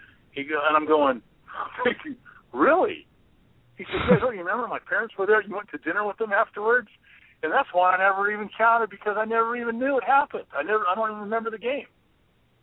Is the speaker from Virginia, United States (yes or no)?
no; Stockton, California, United States; moved away; also born or lived in Colorado; one of my good buddies I grew up with in Stockton